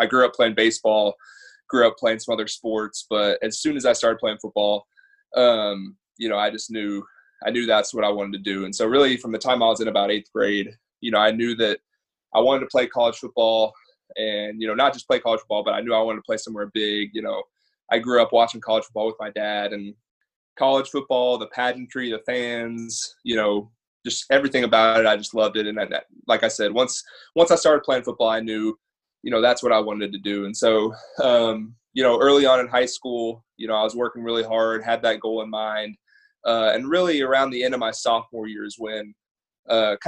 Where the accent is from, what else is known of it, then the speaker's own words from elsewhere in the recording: Southlake, Texas, United States; grew up in Southlake. Obviously, that's how we know each other. Grew up in the same town.